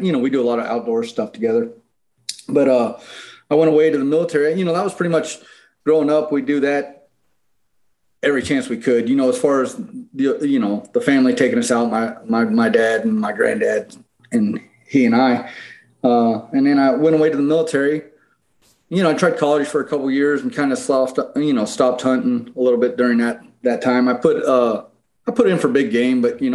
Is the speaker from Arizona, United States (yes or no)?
yes; Phoenix, Arizona, United States; also born or lived in Pennsylvania / Albuquerque, New Mexico; I moved from Pennsylvania to Phoenix. My dad moved us out here when I was 10